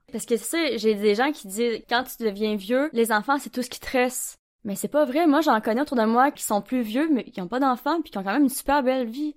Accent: Gaspésie, Quebec, Canada; now in Sherbrooke, Canada; je viens de Gaspésie. En ce moment, je suis à Sherbrooke

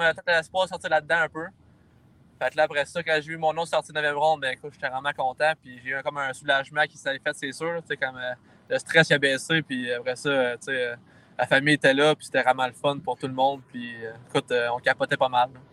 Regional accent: Val-d'Or, Quebec, Canada; je viens de Val d'Or.

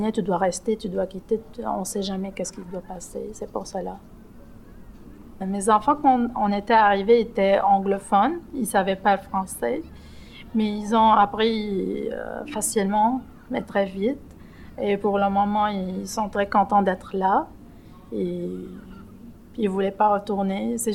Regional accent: Lebanon; moved away as an adult; now in Montreal, Canada; Je suis libanaise. J'ai arrivé au Québec en euh, au juillet 2019.

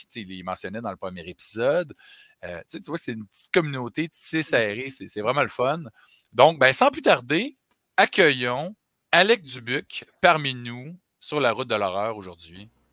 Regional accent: Chicoutimi, Quebec, Canada; moved away; je viens de Chicoutimi

